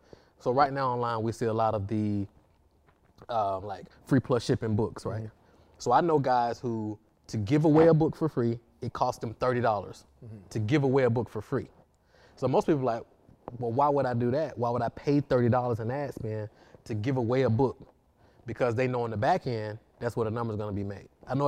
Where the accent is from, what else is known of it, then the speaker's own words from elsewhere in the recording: Atlanta, Georgia, United States; I grew up in Atlanta